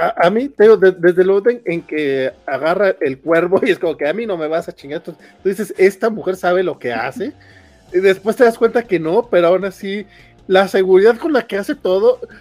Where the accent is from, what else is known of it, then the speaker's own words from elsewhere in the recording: Durango, Mexico; now in Mexico City, Mexico; yo soy de Durango